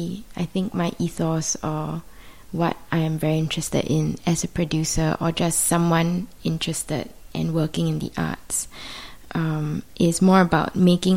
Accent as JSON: {"language": "English", "country": "Singapore", "also_born_or_lived": "London", "said": "I'm from Singapore."}